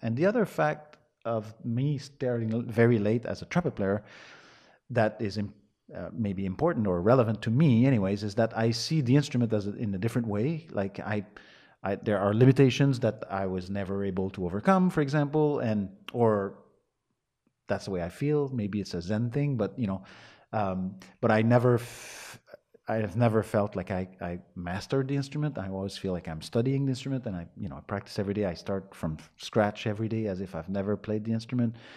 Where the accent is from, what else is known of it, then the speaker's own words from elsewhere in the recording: north of Montreal, Quebec, Canada; English is a second language; I was born in Montreal, raised, uh, in the woods, an hour and a half north of Montreal.